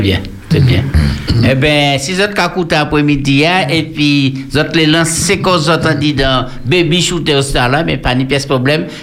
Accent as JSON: {"language": "French", "country": "Martinique", "said": "en Martinique, nous sommes bétiers"}